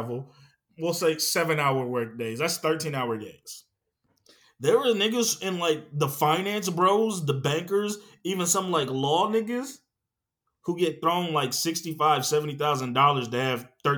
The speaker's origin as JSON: {"language": "English", "area": "NoVA", "region": "Virginia", "country": "United States", "tie": "born or raised there", "said": "growing up in Nova"}